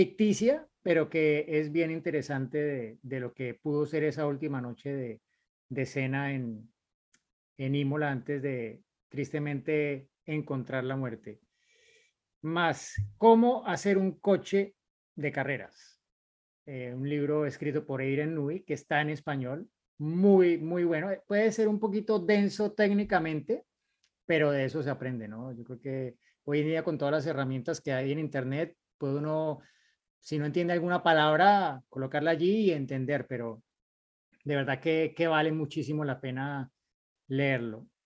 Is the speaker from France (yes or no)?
no; Mexico; now in Minnesota, United States; soy mexicano, pero actualmente resido en Minnesota.